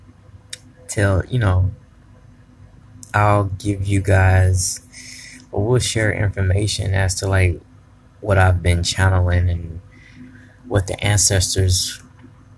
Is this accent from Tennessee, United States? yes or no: yes; Tennessee, United States; I'm from Tennessee